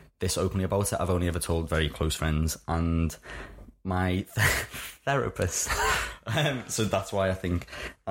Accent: Liverpool, North West England, United Kingdom; I was brought up in Liverpool, in case anyone hadn't clicked on the accent just yet.

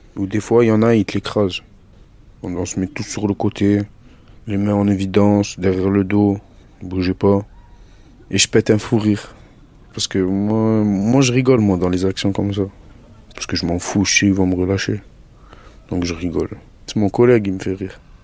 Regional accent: Marseille, Provence-Alpes-Côte d'Azur, France; also born or lived in Algeria; je viens de Marseille et j'ai grandi là-bas. J'ai grandi dans le centre-ville de Marseille

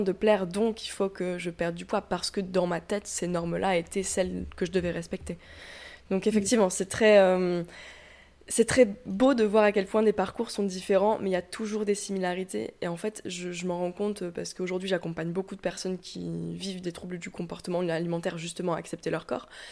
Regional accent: south-west France, France; now in Lyon, France; j'habite actuellement à Lyon, mais je viens plutôt du sud-ouest de la France

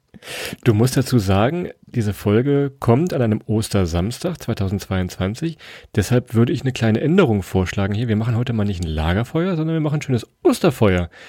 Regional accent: Weserbergland, Germany; wir kommen aus dem Weserbergland

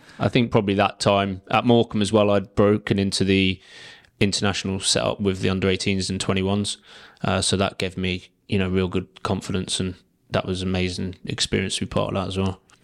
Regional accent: Guernsey; I'm from Guernsey, um, family from Guernsey, grandparents from Guernsey

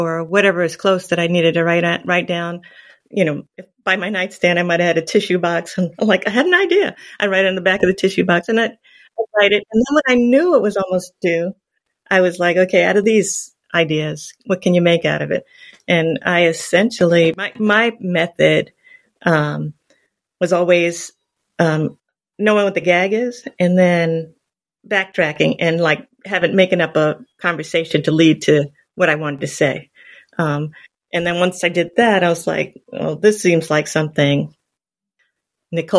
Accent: Long Island, New York, United States; I grew up in Long Island

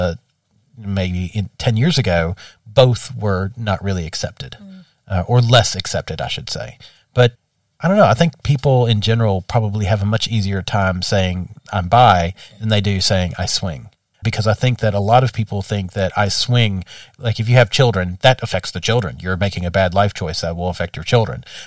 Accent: the American South, United States; growing up in the American South

